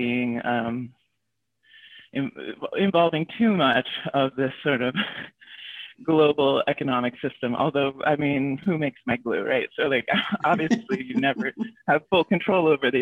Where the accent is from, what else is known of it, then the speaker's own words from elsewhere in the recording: Anchorage, Alaska, United States; also born or lived in Tulsa, Oklahoma; when I was about 10 years old, we moved to Anchorage, Alaska, where my dad got a job